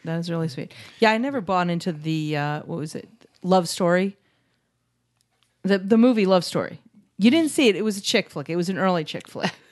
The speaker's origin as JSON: {"language": "English", "town": "New York City", "region": "New York", "country": "United States", "tie": "born or raised there", "moved": "yes", "lives_now": "Phoenix, United States", "said": "Barry and I grew up in New York City"}